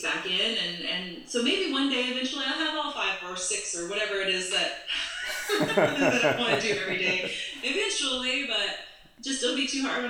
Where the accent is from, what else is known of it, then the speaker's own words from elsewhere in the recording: College Station, Texas, United States; also born or lived in New York; now in Los Angeles, United States; I grew up in College Station